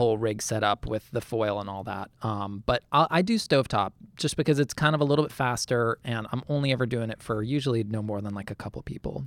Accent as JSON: {"language": "English", "area": "outside Boston", "region": "Massachusetts", "country": "United States", "tie": "born or raised there", "said": "I grew up outside Boston"}